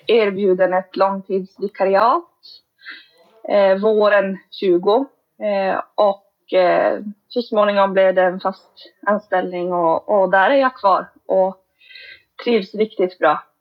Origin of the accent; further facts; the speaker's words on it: Kiruna, Norrbotten County, Sweden; now in Vittangi, Sweden; Vi är båda födda och uppvuxna i Kiruna, Kiruna stad